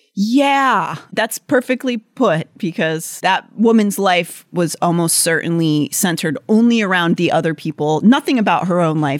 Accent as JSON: {"language": "English", "town": "Pittsburgh", "region": "Pennsylvania", "country": "United States", "tie": "born or raised there", "said": "my connection to growing up in Pennsylvania and Pittsburgh"}